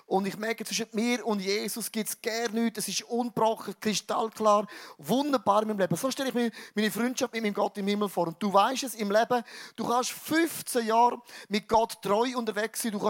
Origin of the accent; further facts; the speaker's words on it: Switzerland; Was ich mega cool finde, wir sind ja, wir sind ja Schweizer.